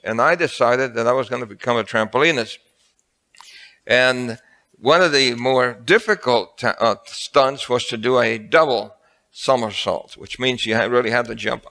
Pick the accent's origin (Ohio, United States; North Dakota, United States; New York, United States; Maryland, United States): New York, United States; Brooklyn; also born or lived in El Fanguito, Puerto Rico; So I was born in El Fanguito, and then from there, my mother and father-in-law decided to transfer us to another island of New York.